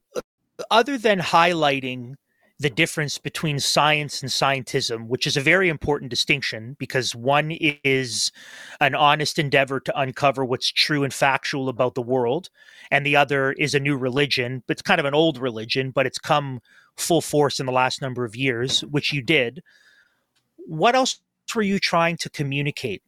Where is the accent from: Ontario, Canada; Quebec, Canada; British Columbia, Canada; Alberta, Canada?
Ontario, Canada; Toronto; now in Kingston, Canada; my home church where I grew up in Toronto